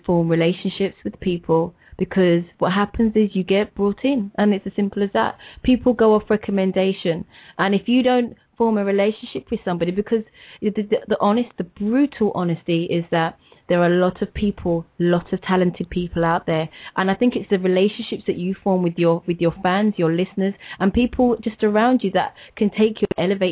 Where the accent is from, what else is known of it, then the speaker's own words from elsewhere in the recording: United Kingdom; I'm British